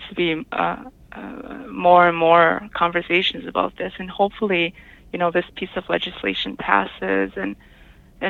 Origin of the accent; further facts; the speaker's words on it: La Crosse, Wisconsin, United States; moved away as an adult; now in Red Cliff Reservation, United States; I grew up in La Crosse, Wisconsin, which is not too far from Madison